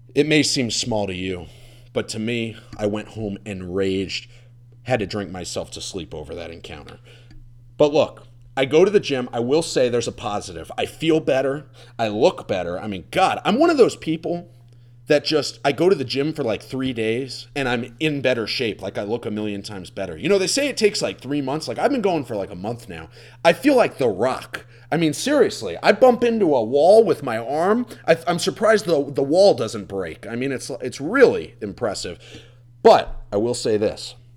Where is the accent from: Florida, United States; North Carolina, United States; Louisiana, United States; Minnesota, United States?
Florida, United States; moved away as an adult; I'm from Florida